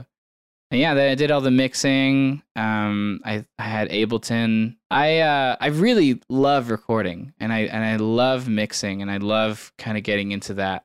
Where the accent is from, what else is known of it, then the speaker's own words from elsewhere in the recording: San Diego, California, United States; moved away as an adult; also born or lived in Portland, Oregon; now in Bend, United States; did not grow up in Bend. I grew up in San Diego, California